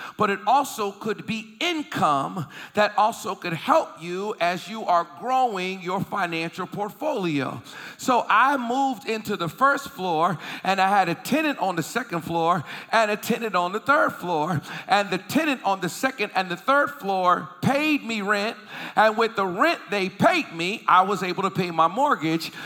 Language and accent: English; Boston, Massachusetts, United States; also born or lived in Philadelphia, Pennsylvania; I was living in Boston, Massachusetts. That's where I was raised, although I was born in Philly, but I was raised in Boston